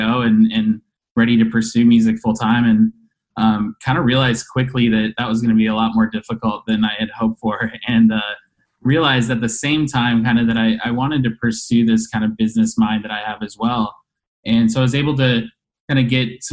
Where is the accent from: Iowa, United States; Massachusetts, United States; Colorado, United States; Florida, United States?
Colorado, United States; Denver; moved away as an adult; now in Chicago, United States; I'm originally born and raised in Denver, Colorado, moved here to Chicago about 12 years ago